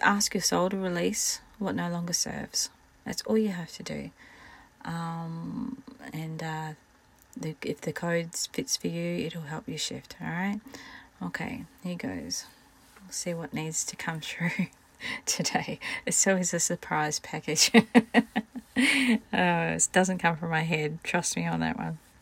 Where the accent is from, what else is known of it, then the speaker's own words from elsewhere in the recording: Scotland, United Kingdom; I am Scottish